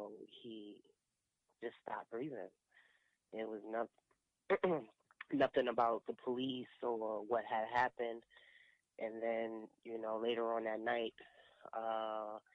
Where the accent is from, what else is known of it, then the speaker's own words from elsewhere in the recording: New York City, New York, United States; I'm from Brooklyn